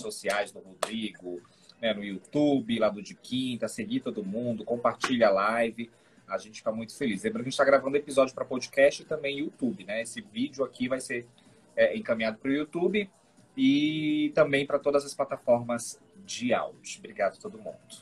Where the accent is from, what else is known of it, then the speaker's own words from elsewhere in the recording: North Region, Brazil; Eu sou do Norte